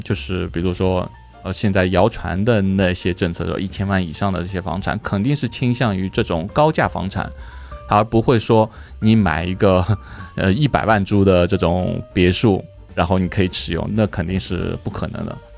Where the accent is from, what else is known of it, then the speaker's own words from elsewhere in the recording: China; now in Thailand; 我们中国人来说，我中国过来